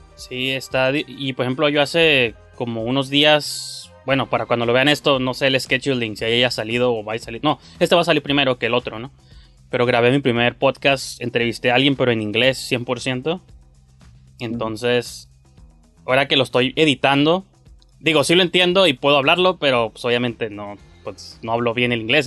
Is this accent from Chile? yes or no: no; Mexico; como un mexicano